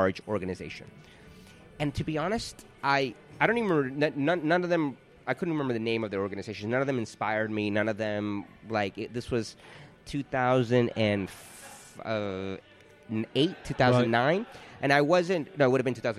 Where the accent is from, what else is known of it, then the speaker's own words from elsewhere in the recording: Miami, Florida, United States; moved away as an adult; also born or lived in New York City; now in London, United Kingdom; We're both originally from Miami